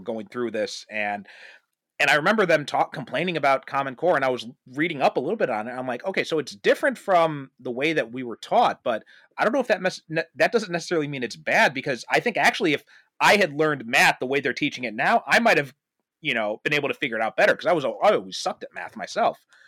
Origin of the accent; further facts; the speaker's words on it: United States; I grew up in America, I went to American schools, I didn't pick up his British accent